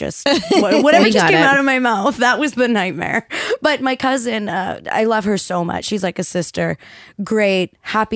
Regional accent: Burnaby, British Columbia, Canada; born or raised there

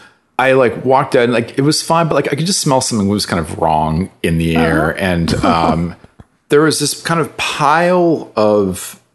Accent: Calgary, Alberta, Canada; moved away; also born or lived in United Kingdom / Toronto; running around Calgary

